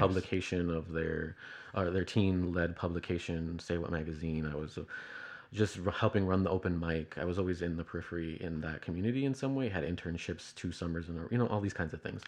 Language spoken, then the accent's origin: English; Chicago, Illinois, United States; I'm, uh, from Chicago.